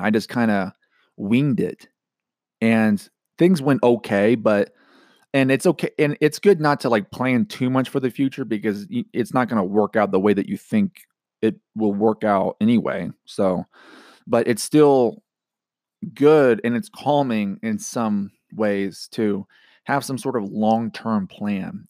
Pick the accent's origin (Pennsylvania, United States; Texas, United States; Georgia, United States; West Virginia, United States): Georgia, United States; moved away; growing up in Georgia